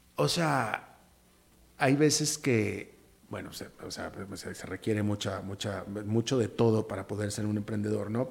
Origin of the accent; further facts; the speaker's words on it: Mexico; yo sí soy mexicano